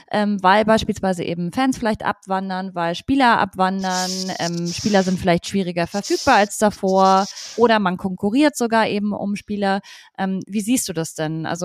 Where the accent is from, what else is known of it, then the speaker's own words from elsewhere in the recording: Munich, Bavaria, Germany; Also ich finde, es ist einfach ein Team, die zumindest in München, ich bin ja auch ursprünglich aus München